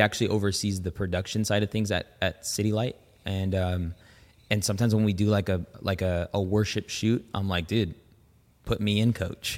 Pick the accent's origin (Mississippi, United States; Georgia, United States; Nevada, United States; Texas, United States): Nevada, United States; Las Vegas; also born or lived in San Francisco Bay Area, California; Vegas is, like, it's been home for a really long time